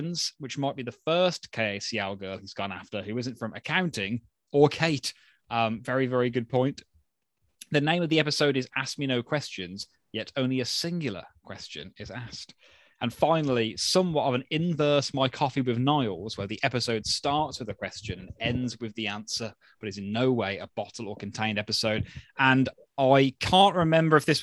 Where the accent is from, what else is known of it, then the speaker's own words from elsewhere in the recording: Birmingham, West Midlands, United Kingdom; I am from Birmingham